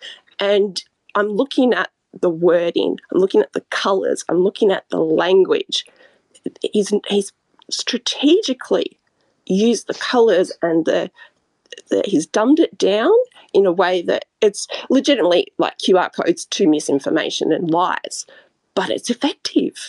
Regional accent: Australia; I'm from Australia

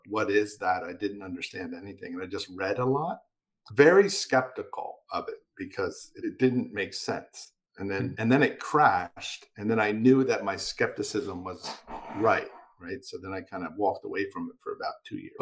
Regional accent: Philadelphia, Pennsylvania, United States; a community college in my hometown, which is Philadelphia, Pennsylvania.

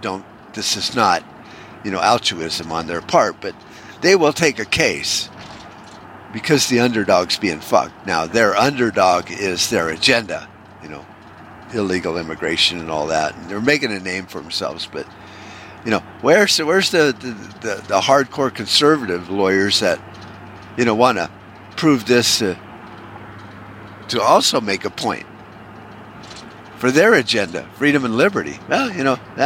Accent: United States; as American patriots

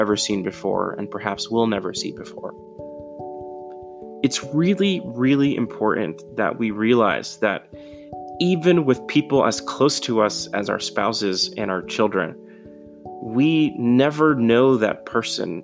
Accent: New York City, New York, United States; moved away; I'm originally from New York City, from the Bronx in particular.

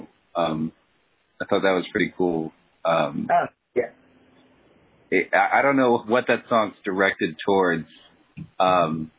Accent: Florida, United States; also born or lived in Georgia; now in New Orleans, United States; I grew up in Florida, and I went to school in Georgia, and now I'm here

